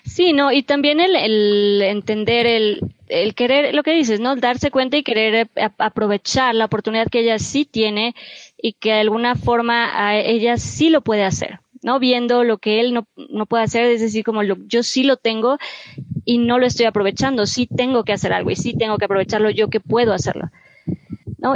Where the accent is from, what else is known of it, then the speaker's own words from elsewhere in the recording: Mexico; como mexicanos